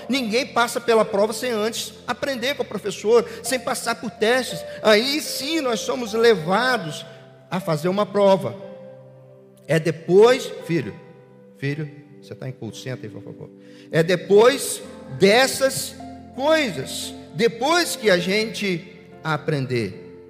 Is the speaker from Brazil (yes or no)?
yes; Brazil; nós, como brasileiros